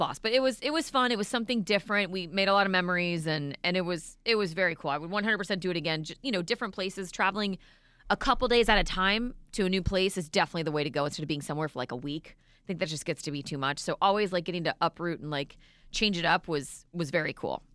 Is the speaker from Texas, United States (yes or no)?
no; Florida, United States; we're eighth generation Floridians